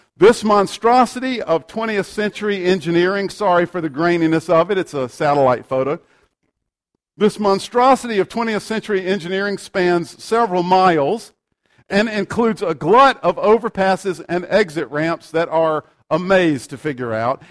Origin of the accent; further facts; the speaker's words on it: United States; we have the right as American citizens